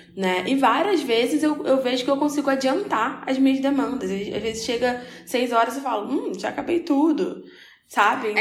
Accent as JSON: {"language": "Portuguese", "region": "Rio de Janeiro", "country": "Brazil", "said": "Sou carioca"}